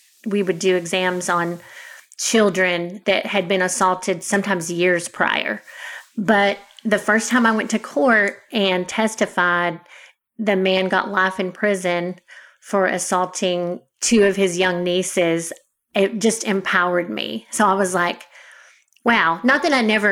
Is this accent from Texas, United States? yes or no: yes; Denton, Texas, United States; also born or lived in Houston, Texas; I moved back to the area where I grew up in Denton, which is where I work now